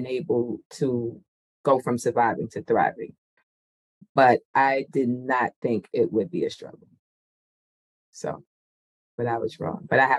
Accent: New York, United States; now in Midwest, United States; So as a New Yorker moving to the Midwest

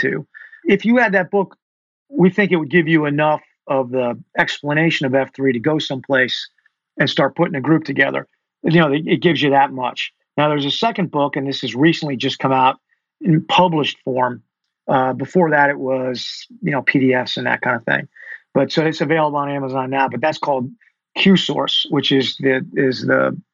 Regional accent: Connecticut, United States; moved away as an adult; also born or lived in Boston / Fort Benning / Fort Bragg / North Carolina; now in Charlotte, United States; I'm originally from Connecticut

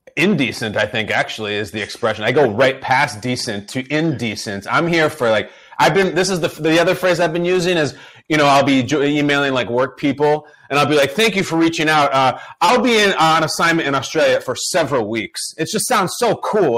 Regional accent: Chicago, Illinois, United States; was born and raised in Chicago

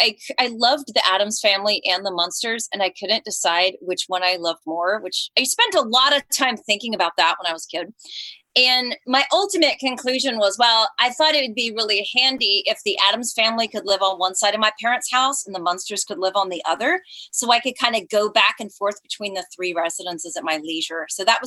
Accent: Colleyville, Texas, United States; also born or lived in Fort Worth, Texas / Georgia; now in Los Angeles, United States; I was born in Fort Worth. So my brother and I, we lived around the corner from Blue Bonnet Hills Cemetery in Colleyville, Texas, which looks absolutely nothing today like it did when I was a little girl.

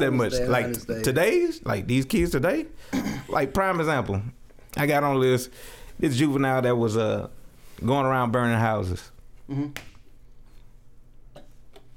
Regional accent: Opelousas, Louisiana, United States; moved away; also born or lived in Houston; I am from Opelousas, Louisiana

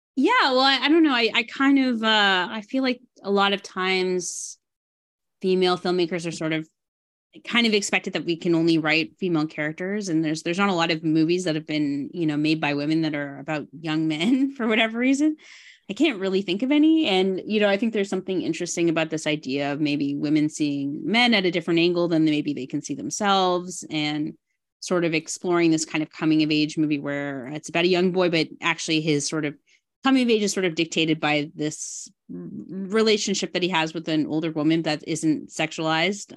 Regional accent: Burlington, Ontario, Canada; moved away; I grew up in Burlington, um, you know, from maybe grade five to when I graduated high school.

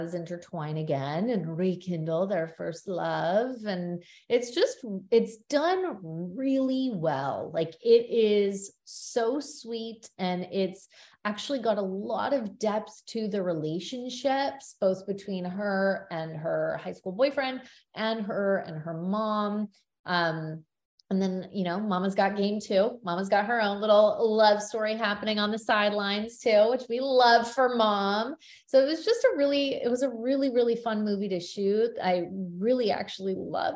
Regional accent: Canada; We're both Canadian

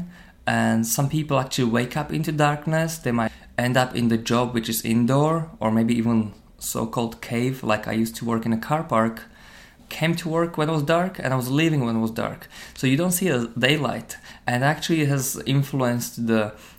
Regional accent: Slovakia; moved away as an adult; also born or lived in Ireland; now in Dublin, Ireland; I came from Slovakia, I was born in Slovakia, living in Ireland for around 11 years

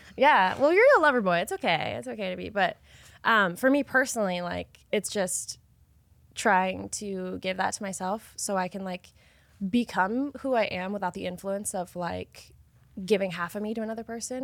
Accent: Idaho, United States; I'm from Idaho

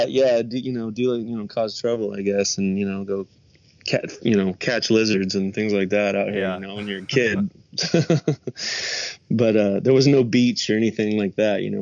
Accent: Las Vegas, Nevada, United States; I am from Vegas. I grew up here. I'm one of the small percentage.

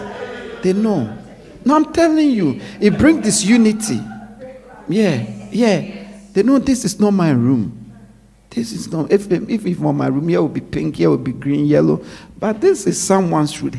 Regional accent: Ghana; growing up in Ghana

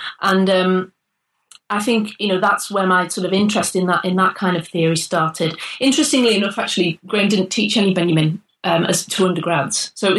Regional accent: North East England, United Kingdom; now in Manchester, United Kingdom; I'm from the Northeast originally. And then I went to Salford to do my first degree in sociology as a mature student in the mid-90s. And so I arrived in Manchester

